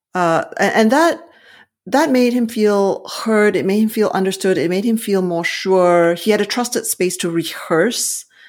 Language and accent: English; Malaysia; now in Silicon Valley, California, United States; I'm originally from Malaysia